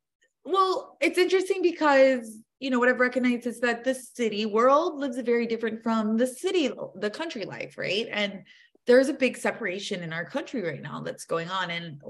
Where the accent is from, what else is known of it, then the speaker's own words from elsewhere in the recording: Tennessee, United States; born there; Like, yeah, I was born in the South. I was born in Tennessee.